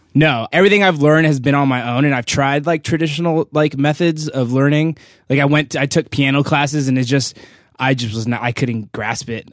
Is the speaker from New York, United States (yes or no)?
no; Los Angeles, California, United States; Van Nuys, California